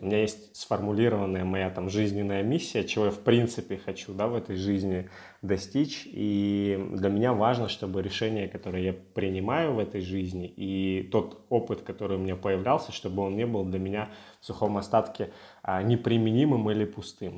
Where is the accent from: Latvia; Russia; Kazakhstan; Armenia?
Russia; Russian Far East; moved away; Я с Дальнего Востока